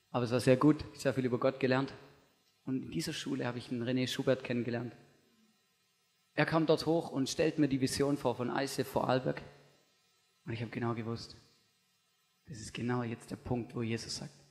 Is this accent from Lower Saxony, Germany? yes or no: no; Stuttgart, Baden-Württemberg, Germany; Ich bin, ich weiß, ich bin im Großraum Stuttgart aufgewachsen und da ist einfach, das man sagt immer so im christlichen Jargon, das ist das Bible Belt von Deutschland.